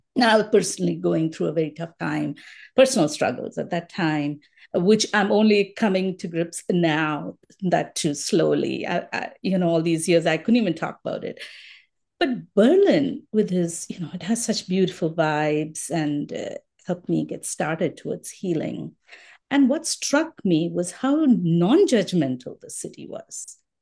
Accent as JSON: {"language": "English", "town": "Mumbai", "region": "Maharashtra", "country": "India", "tie": "born or raised there", "also_born_or_lived": "Colorado, United States", "moved": "as an adult", "lives_now": "Minnesota, United States", "said": "Born, I mean, brought up in Bombay, so most of my life I was in Bombay"}